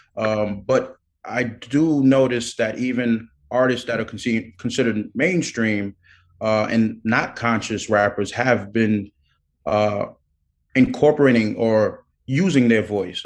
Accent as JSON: {"language": "English", "town": "New York City", "region": "New York", "country": "United States", "tie": "born or raised there", "said": "I was born in Brooklyn"}